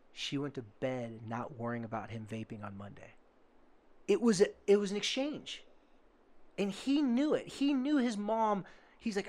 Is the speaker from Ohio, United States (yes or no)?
no; Oceanside, California, United States; I told them I was from Carlsbad/Oceanside, California.